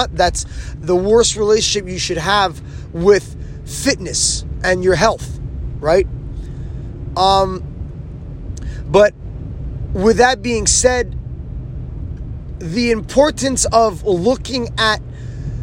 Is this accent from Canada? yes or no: yes; Canada; I'm Canadian.